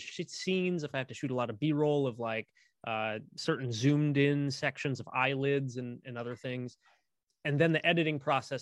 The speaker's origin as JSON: {"language": "English", "region": "central Midwest", "country": "United States", "tie": "born or raised there", "said": "here in my hometown, we actually have considerably one of the most famous meteorology like programs, in the central Midwest"}